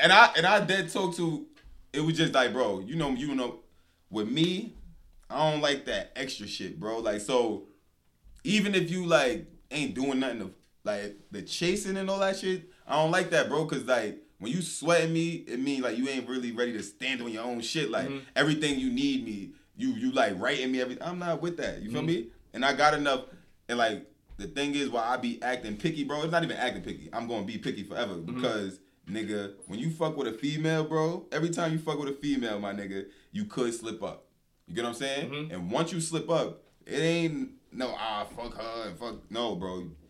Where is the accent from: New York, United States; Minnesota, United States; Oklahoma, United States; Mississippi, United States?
New York, United States; She seen I was from New York.